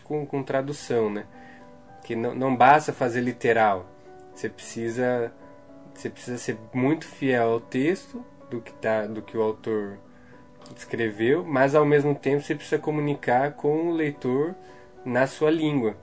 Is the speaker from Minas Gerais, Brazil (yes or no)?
no; Guarulhos, São Paulo, Brazil; Eu, eu sou natural de Guarulhos, São Paulo.